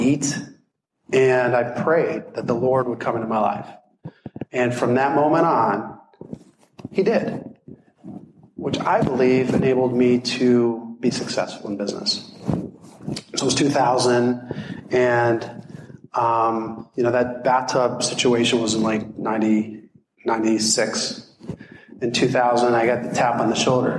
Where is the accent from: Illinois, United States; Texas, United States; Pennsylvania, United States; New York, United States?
Pennsylvania, United States; Hershey; moved away as an adult; also born or lived in Deep Creek, Maryland; I was actually from Hershey, and I moved out here because I was chasing a girl